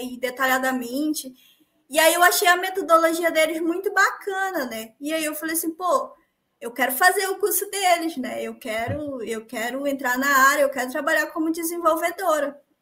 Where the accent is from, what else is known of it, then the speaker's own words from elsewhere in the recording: Paragominas, Pará, Brazil; Eu sou de, do Pará, uma cidadezinha chamada Paragominas.